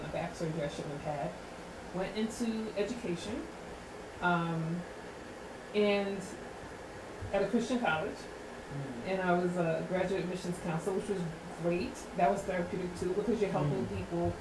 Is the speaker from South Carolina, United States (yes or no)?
no; New York City, New York, United States; also born or lived in Spanish Harlem / Bronx; I was born and raised in Queens